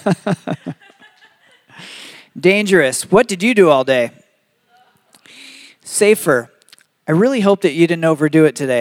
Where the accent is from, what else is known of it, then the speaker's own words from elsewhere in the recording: Michigan, United States; now in Arizona, United States; I grew up in Michigan